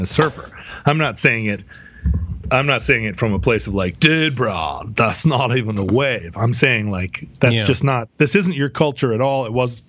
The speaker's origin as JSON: {"language": "English", "region": "the West", "country": "United States", "tie": "born or raised there", "said": "growing up in the West"}